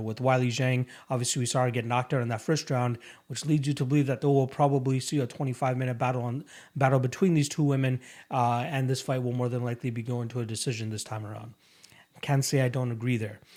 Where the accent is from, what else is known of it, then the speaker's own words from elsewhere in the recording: Canada; as a Canadian